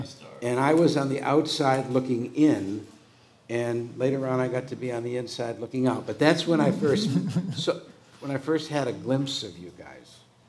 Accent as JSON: {"language": "English", "town": "Detroit", "region": "Michigan", "country": "United States", "also_born_or_lived": "San Francisco", "moved": "yes", "said": "I'm from Detroit, Michigan."}